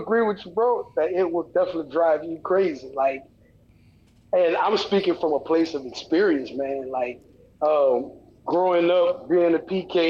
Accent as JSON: {"language": "English", "region": "the South", "country": "United States", "tie": "born or raised there", "said": "And growing up in the South and just in the church"}